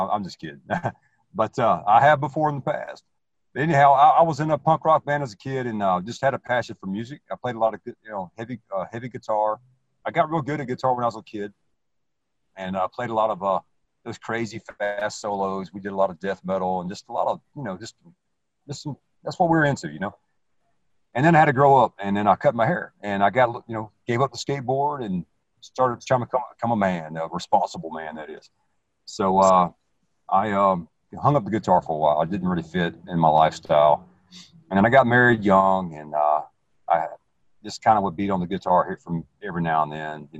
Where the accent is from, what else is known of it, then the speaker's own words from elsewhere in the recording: the South, United States; accent: southern; you may not be able to tell from my where I'm from and my southern accent or whatever